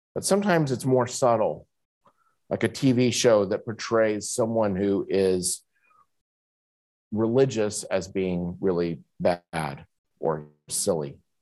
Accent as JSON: {"language": "English", "country": "United States", "moved": "as an adult", "lives_now": "Kuala Lumpur, Malaysia", "said": "I'm an American"}